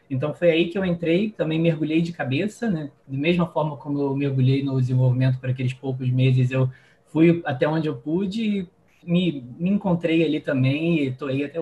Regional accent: Niterói, Rio de Janeiro, Brazil; moved away as an adult; also born or lived in São Paulo; Eu que sou aqui do Rio, de Niterói

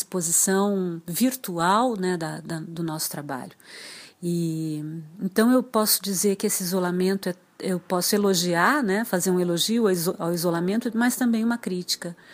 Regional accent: Dourados, Mato Grosso do Sul, Brazil; born there; now in Porto Alegre, Brazil; Eu sou nascida em Dourados, no Mato Grosso do Sul, mas vivo em Porto Alegre desde 1988. Quer dizer que eu passei mais tempo em Porto Alegre do que em Dourados.

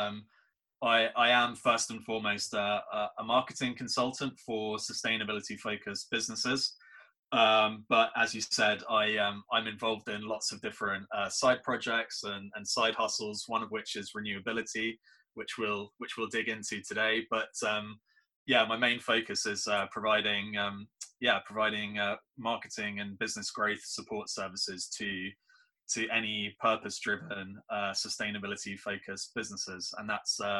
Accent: near Loch Lomond, west coast of Scotland, United Kingdom; moved away; originally I'm from Scotland. I was born and brought up there, on the beautiful west coast of Scotland, near right next to Loch Lomond

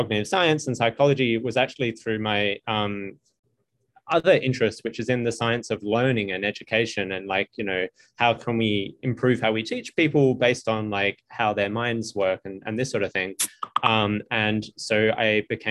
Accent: Australia; moved away as an adult; now in United States; I'm from Australia

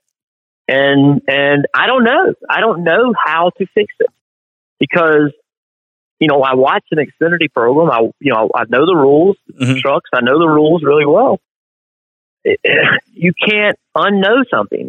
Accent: South Boston, Virginia, United States; I was a guy from South Boston

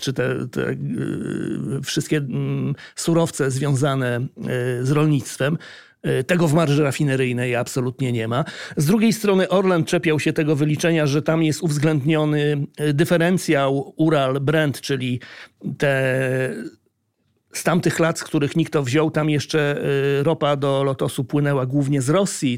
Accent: Gdańsk, Pomeranian Voivodeship, Poland; jestem z Gdańska

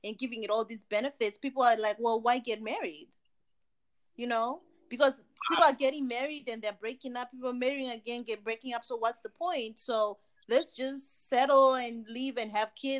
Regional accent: Zimbabwe; now in United States; I'm originally from Zimbabwe like you guys

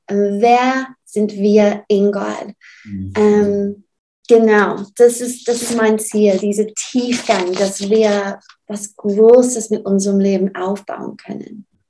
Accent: Burnley, North West England, United Kingdom; German is a second language; now in Southern Germany; Ich komme aus England

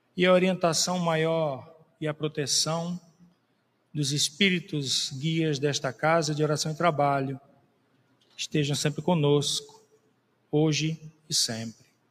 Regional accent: Brazil; nós brasileiros

